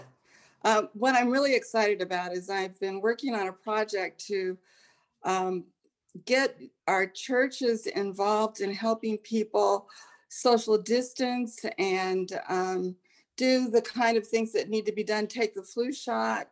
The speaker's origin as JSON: {"language": "English", "town": "Salt Lake City", "region": "Utah", "country": "United States", "tie": "born or raised there", "also_born_or_lived": "Chicago, Illinois", "moved": "as an adult", "lives_now": "New Haven, United States", "said": "I grew up in Salt Lake City, Utah, and I went to college in Chicago at Roosevelt University"}